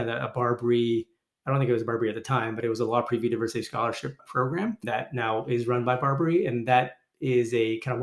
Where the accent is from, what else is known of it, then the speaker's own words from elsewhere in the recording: Toronto, Ontario, Canada; moved away; They immigrated to Canada in the 70s, which is where I was born. I was born in Toronto. I am still a proud Canadian